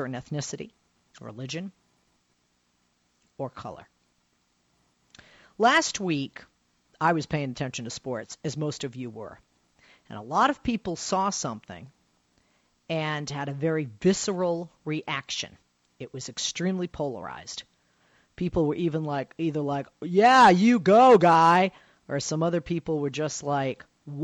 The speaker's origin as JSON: {"language": "English", "town": "Boston", "region": "Massachusetts", "country": "United States", "also_born_or_lived": "Buffalo, New York", "moved": "yes", "said": "I am from Boston"}